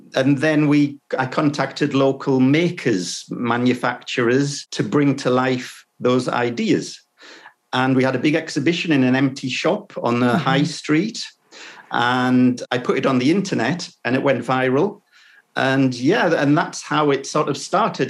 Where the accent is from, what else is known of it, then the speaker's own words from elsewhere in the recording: Sunderland, North East England, United Kingdom; my hometown, which is in the northeast of England, uh, in Sunderland, it's called